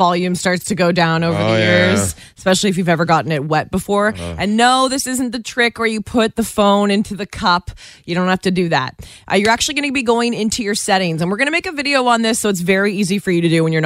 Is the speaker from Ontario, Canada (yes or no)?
yes; Guelph, Ontario, Canada; I literally worked at every single hair salon in my hometown of Guelph, Ontario